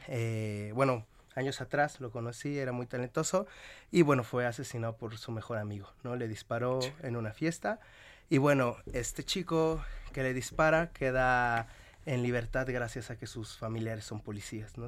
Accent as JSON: {"language": "Spanish", "town": "Nezahualcóyotl", "region": "State of Mexico", "country": "Mexico", "said": "De, de Nesa, del barrio donde se filmó, de donde soy"}